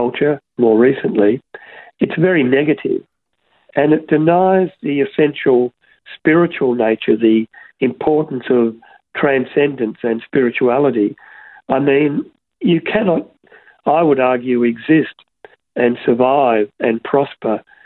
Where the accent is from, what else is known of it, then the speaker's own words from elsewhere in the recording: Broadmeadows, Victoria, Australia; When I was a young boy growing up in Broadmeadows